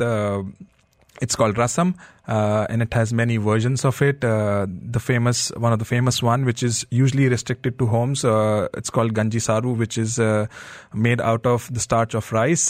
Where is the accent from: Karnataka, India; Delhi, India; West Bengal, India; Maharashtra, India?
Delhi, India; I grew up in uh, Delhi